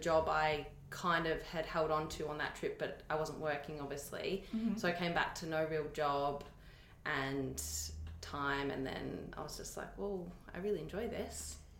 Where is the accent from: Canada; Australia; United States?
Australia; Berwick, Victoria; From Berwick, southeastern suburbs.